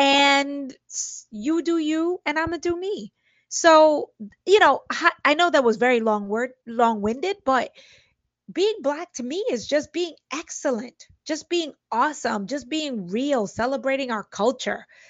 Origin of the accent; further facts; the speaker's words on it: Brooklyn, New York, United States; I grew up in Brooklyn in a Spanish and, or Latino and Black neighborhood